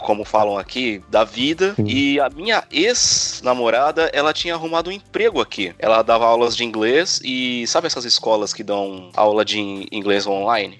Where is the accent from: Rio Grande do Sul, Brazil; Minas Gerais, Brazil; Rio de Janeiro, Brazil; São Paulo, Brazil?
São Paulo, Brazil; accent: Brazilian; moved away as an adult; now in Santiago, Chile; Eu sou de São Paulo, da Zona Norte, bairro Tremembé, e eu era bem provinciano